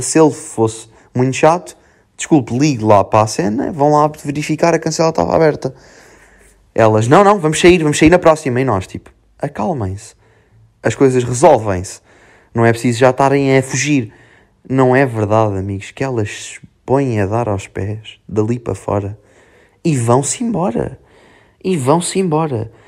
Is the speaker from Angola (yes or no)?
no; Serra do Bouro, Centro, Portugal; moved away; Depois vou para a minha terrinha, Serra do Boro